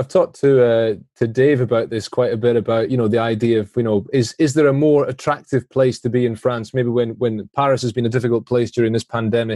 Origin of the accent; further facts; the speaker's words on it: Scotland, United Kingdom; as a Scot, you feel that.